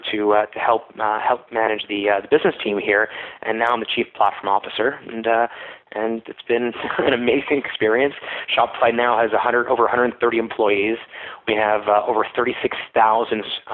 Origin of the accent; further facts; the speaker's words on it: Florida, United States; also born or lived in Montreal, Canada; now in Ottawa, Canada; I grew up in Florida, but I went to McGill for my undergrad